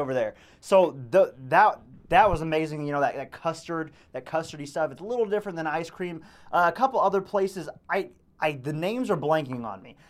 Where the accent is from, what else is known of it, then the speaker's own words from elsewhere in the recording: Texas, United States; now in Quincy, United States; being a Texan